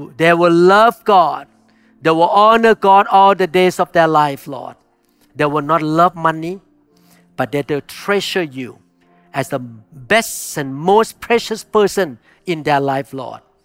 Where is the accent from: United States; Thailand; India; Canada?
Thailand; moved away; I grew up in Thailand where you can talk to the spirit